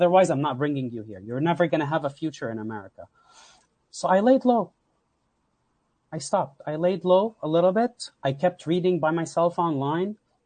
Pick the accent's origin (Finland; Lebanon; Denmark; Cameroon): Lebanon; also born or lived in Houston, Texas / Katy, Texas; now in United States; I came from Lebanon